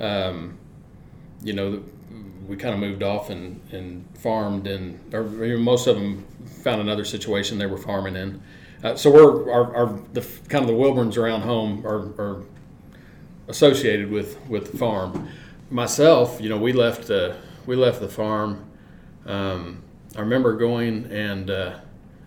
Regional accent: Mexico, Missouri, United States; Growing up in Mexico, Missouri, I mean, we had two industries

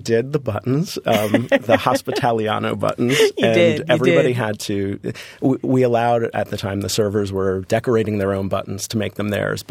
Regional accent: Florida, United States; And growing up in Florida, for me, a vacation was Disney.

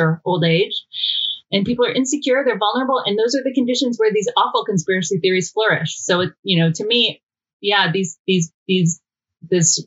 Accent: Georgia, United States; we're both from Georgia.

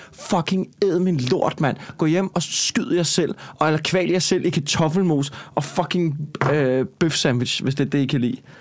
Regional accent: Copenhagen, Capital Region of Denmark, Denmark; accent: Copenhagen

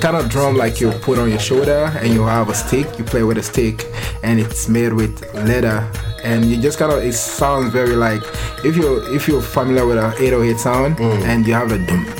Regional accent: Lagos, Nigeria; moved away; So I'm from Nigeria, West Africa.

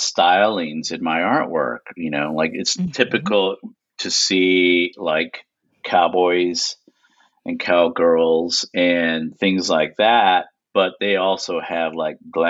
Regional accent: Lubbock, Texas, United States; now in Houston, United States; I'm originally from Lubbock, Texas, and then I moved to Houston, Texas, and I've been here ever since.

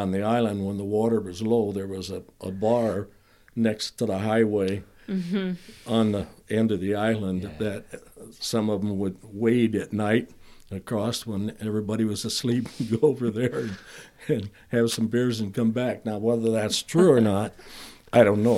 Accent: Elkhorn, Wisconsin, United States; moved away; also born or lived in Lake Geneva, Wisconsin / Fruitland; we lived in Elkhorn, but they didn't have a hospital, so you were born in Lake

